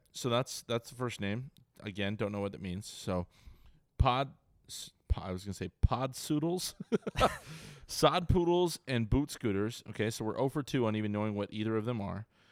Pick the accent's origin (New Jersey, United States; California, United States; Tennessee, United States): California, United States; Ventura; now in San Diego, United States; I grew up in Ventura, Ventura County